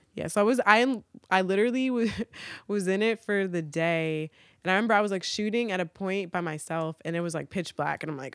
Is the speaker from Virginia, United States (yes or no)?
yes; Virginia, United States; Because I'm like, yo, I'm from Virginia. Like, I never felt at home in New York. Like, I always claimed Virginia.